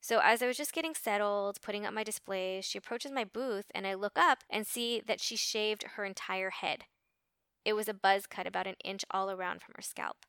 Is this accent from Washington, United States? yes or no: no; Los Angeles, California, United States; I grew up in Los Angeles in the late seventies, early eighties